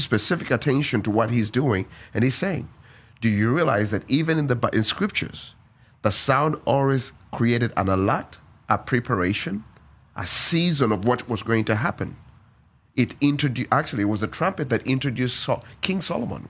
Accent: Uganda; born and raised in Uganda.

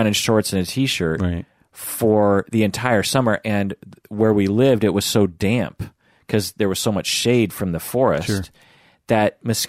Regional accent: Sammamish, Washington, United States; because growing up in the house that we grew up in Sammamish, Washington, back then, there were horses around. There was woods. There was cows. It was extremely rural

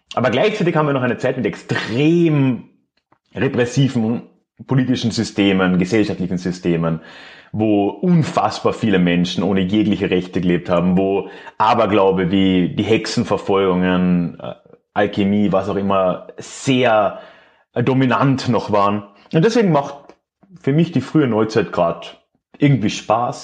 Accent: Villach, Carinthia, Austria; in Villach, meiner, meiner Heimatstadt

